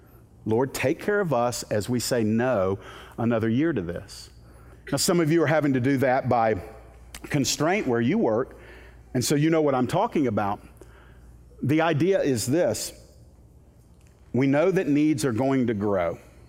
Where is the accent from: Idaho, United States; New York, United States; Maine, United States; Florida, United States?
Florida, United States; Miami; born there; I was born in Miami, Florida, June 16th, 1970, in Homestead Air Force Base.